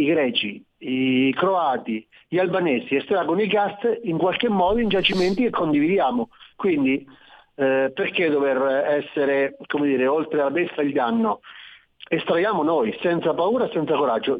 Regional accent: Marche, Italy; io parlo da Marchigiano

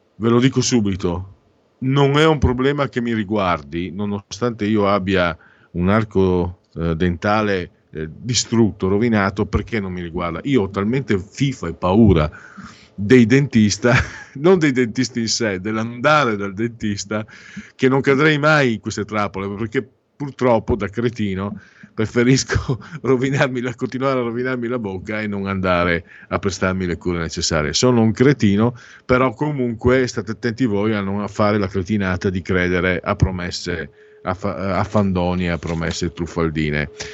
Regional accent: Friuli-Venezia Giulia, Italy; moved away; io vengo dal Friuli

